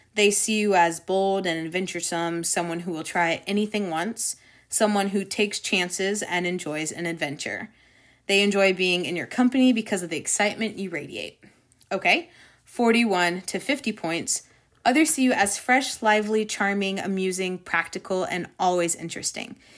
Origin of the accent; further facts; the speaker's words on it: Florida, United States; Growing up in Florida, the beaches, you know, um, protecting our ecosystem was always really dear